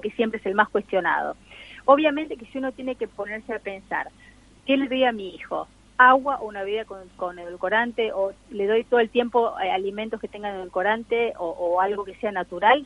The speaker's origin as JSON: {"language": "Spanish", "country": "Argentina", "said": "nosotros los argentinos"}